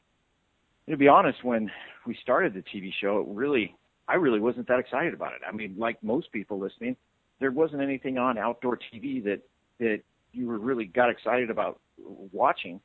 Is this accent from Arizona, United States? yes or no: yes; Douglas, Arizona, United States; I grew up in Douglas, Arizona